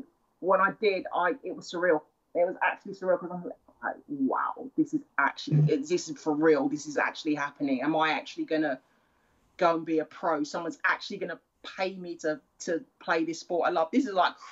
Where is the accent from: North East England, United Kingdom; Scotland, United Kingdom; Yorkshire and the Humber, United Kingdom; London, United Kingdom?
London, United Kingdom; moved away as an adult; also born or lived in United States; from London